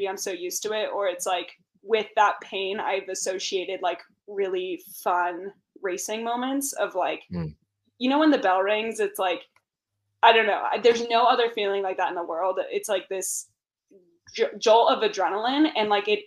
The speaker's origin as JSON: {"language": "English", "town": "Santa Cruz", "region": "California", "country": "United States", "tie": "born or raised there", "also_born_or_lived": "Aptos, California", "said": "I'm from Santa Cruz, California, which is like Central Coast beach town"}